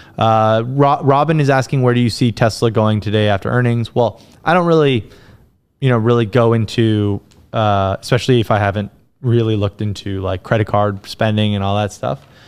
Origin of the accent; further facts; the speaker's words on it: United States; as an American